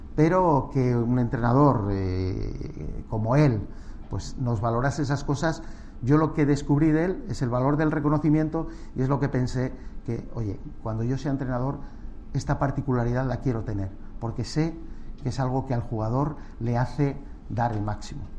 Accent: Castile and León, Spain; moved away as an adult; also born or lived in Madrid; pasar la infancia en un pueblo fue un privilegio

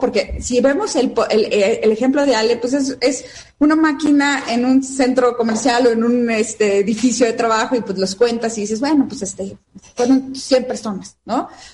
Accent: Mexico; como mujer mexicana

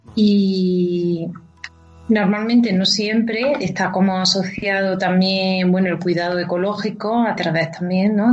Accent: Baza, Andalusia, Spain; now in Madrid, Spain; yo que soy de Baiza

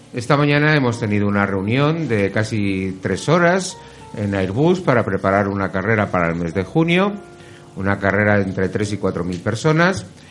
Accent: Getafe, Community of Madrid, Spain; en mi pueblo, que es Getafe

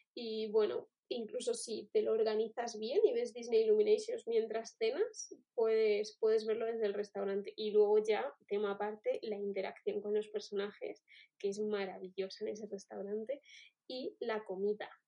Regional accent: Spain; somos españoles

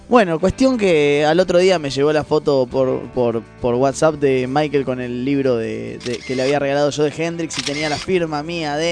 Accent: Puerto Deseado, Santa Cruz, Argentina; yo a los 15 fui a mi primera conferencia de prensa como periodista en mi pueblo, en Puerto Deseado.

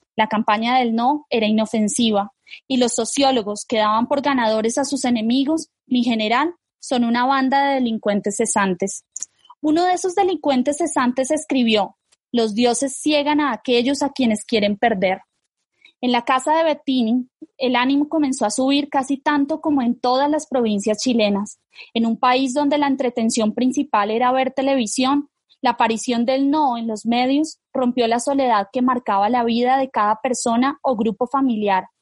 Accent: Colombia

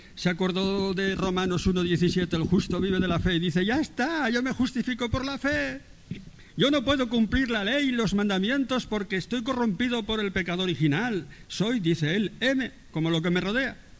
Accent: Spain; nosotros somos españoles.

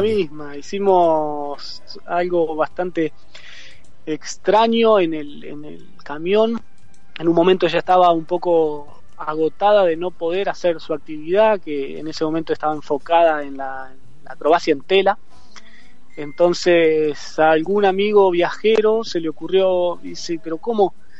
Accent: Argentina; moved away as an adult; yo salí de Argentina con Baco

